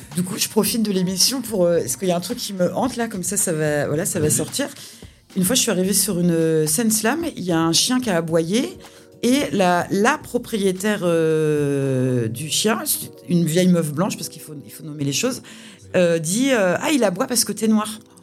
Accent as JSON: {"language": "French", "town": "Nantes", "region": "Pays de la Loire", "country": "France", "tie": "born or raised there", "moved": "as an adult", "lives_now": "Nancy, France", "said": "la, réponse officielle, c'est Nantes."}